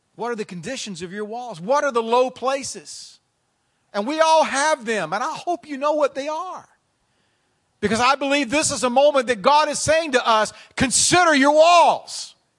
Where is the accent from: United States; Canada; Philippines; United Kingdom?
Canada; I'm from Canada.